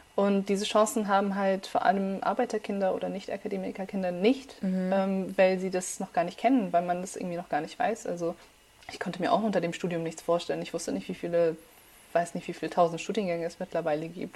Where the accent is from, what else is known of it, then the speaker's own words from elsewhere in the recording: suburb of Munich, Bavaria, Germany; first language Farsi; German is a second language; moved away as an adult; now in Heidelberg, Germany; geboren in München und dann mhm. zur ersten Klasse sind wir aber ein bisschen außerhalb von München gezogen